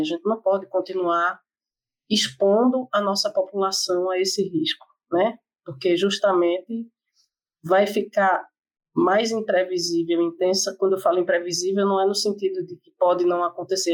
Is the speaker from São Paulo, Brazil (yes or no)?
no; Recife, Pernambuco, Brazil; eu sou de Recife